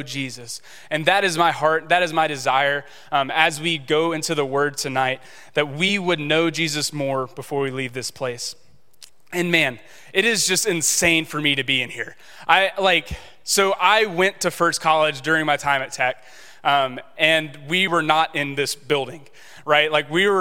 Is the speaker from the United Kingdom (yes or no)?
no; Shreveport, Louisiana, United States; I grew up in Shreveport